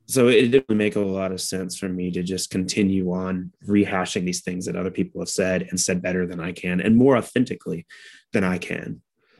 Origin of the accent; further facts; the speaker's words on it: United States; I'm an American